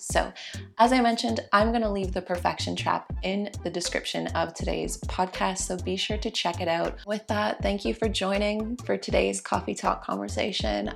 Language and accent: English; Canada; I'm a Canadian